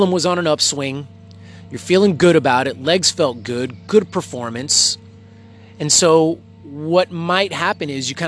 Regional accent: Texas, United States; now in Belgium; I'm from Texas

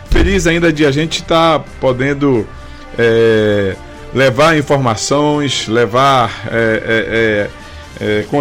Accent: Capanema, Brazil; Mas assim, Valdemir, eu já sou de Capanema assim, já fui candidato duas vezes, 2016 e 2020.

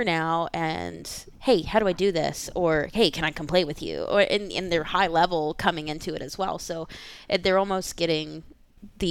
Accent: Richmond, Virginia, United States; I was born and raised in Richmond

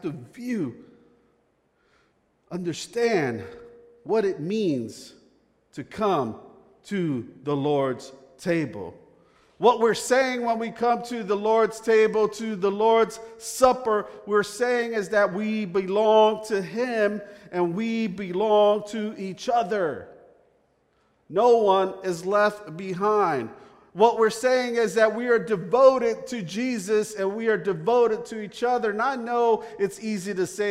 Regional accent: Northeast, United States; now in the South, United States; I'm from the Northeast. I don't know if you could pick that up from my accent

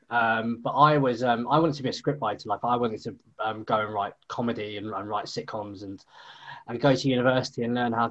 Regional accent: near Worthing, South East England, United Kingdom; also born or lived in London; Worthing, which is basically near my hometown

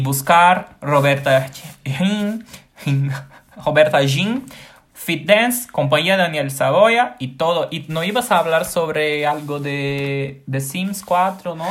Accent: Maceió, Alagoas, Brazil; Spanish is a second language; Tengo 26 años, soy de Brasil, de la ciudad de Maceió

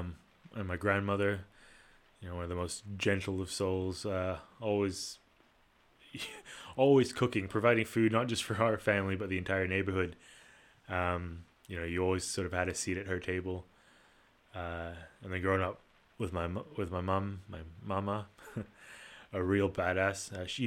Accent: Kuala Lumpur, Federal Territory of Kuala Lumpur, Malaysia; also born or lived in Singapore; I was born in Kuala Lumpur, Malaysia. Come from a fairly diverse background. My mom's Malaysian and my dad's Italian. Sort of in addition to the diversity at home, I was also privileged to grow up in the international or expat community in Kuala Lumpur

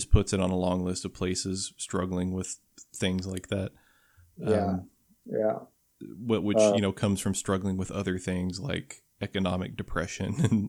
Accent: Kentucky, United States

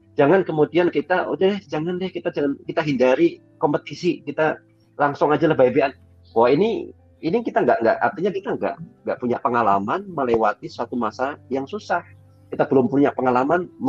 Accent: Bojonegoro, East Java, Indonesia; moved away as an adult; also born or lived in Bandung; aku tuh dari Bojonegoro. Bojonegoro itu Jawa Timur. Kemudian tinggalnya itu masih di, di, di desa, namanya desa Kenap.

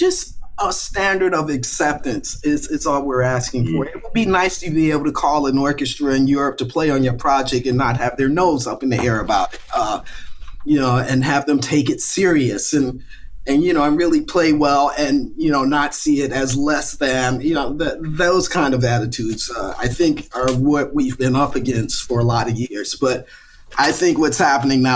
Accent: Virginia, United States; I grew up in Virginia

